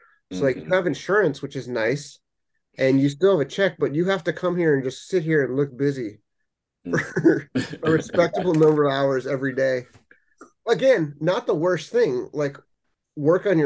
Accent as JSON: {"language": "English", "town": "Los Angeles", "region": "California", "country": "United States", "said": "I'm from Los Angeles"}